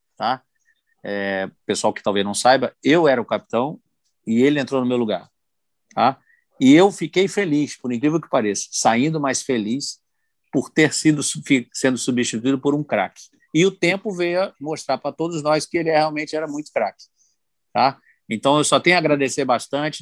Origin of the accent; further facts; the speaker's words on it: Brazil; como brasileiro